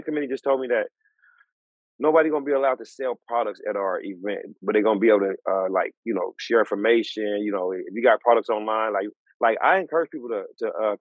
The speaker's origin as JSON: {"language": "English", "area": "Bay Area", "region": "California", "country": "United States", "said": "We're from the Bay Area"}